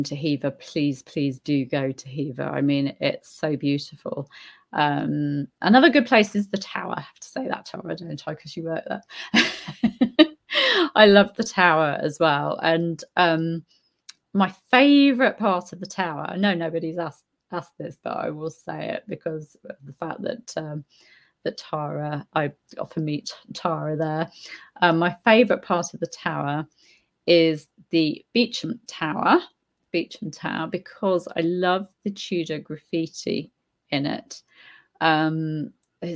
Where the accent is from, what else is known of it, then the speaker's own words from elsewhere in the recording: Warwickshire, West Midlands, United Kingdom; I grew up in Warwickshire